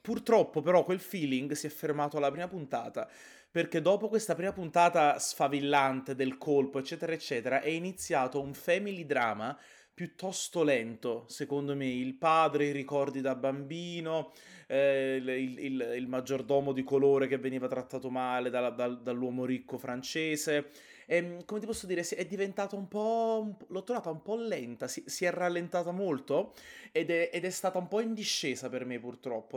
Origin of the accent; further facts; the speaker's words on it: Naples, Campania, Italy; da buon napoletano